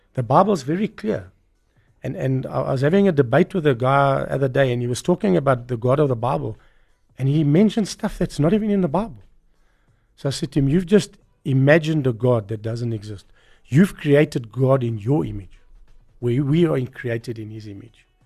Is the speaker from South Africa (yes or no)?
yes; South Africa; I grew up in Bella Vista, where the poor people were